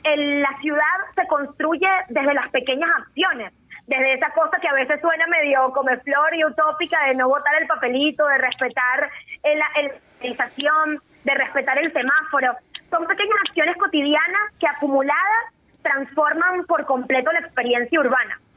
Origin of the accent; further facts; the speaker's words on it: Caracas, Capital District, Venezuela; Nosotros como buenos caraqueños